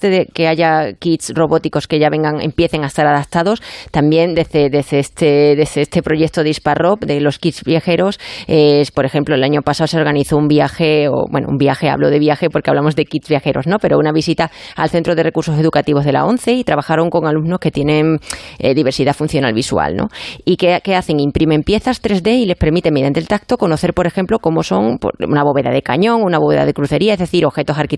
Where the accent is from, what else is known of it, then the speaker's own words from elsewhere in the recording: Badajoz, Extremadura, Spain; Muy bonita mi tierra.